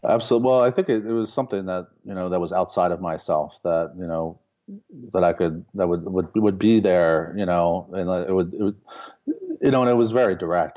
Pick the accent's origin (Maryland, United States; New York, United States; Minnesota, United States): Maryland, United States; Baltimore; moved away as an adult; now in Lincoln, Nebraska, United States; I grew up in, uh, in Baltimore.